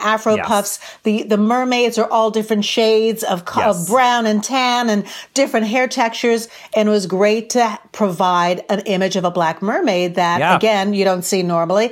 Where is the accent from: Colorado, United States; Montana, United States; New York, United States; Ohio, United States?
New York, United States; growing up in New York and having drag be part of the New York lifestyle since I've grown up.